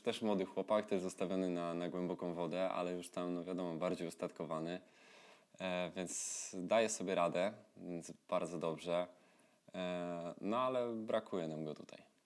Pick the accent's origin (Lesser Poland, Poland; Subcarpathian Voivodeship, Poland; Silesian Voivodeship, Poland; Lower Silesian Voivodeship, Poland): Lesser Poland, Poland; Tarnów; tam u mnie w Tarnowie